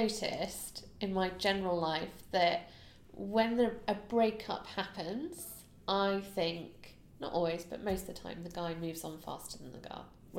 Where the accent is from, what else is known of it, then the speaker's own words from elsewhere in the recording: United Kingdom; as a Brit